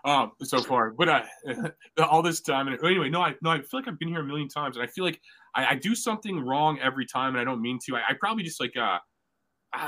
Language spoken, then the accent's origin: English; Ireland; I can't do it. I'm Irish, man. That's how we say goodbye.